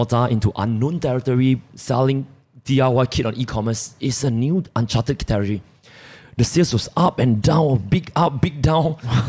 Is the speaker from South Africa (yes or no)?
no; Malaysia; we're all Malaysian.